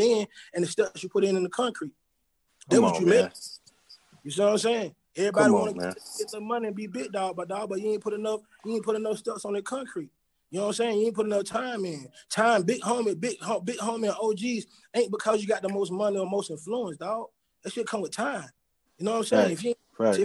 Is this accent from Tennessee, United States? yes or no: no; Atlanta, Georgia, United States; I grew up in Born Home